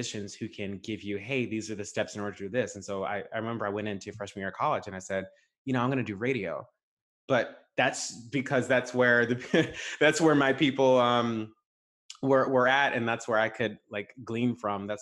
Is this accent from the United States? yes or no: yes; Stockbridge, Georgia, United States; I'm from Stockbridge, McDonough, Atlanta area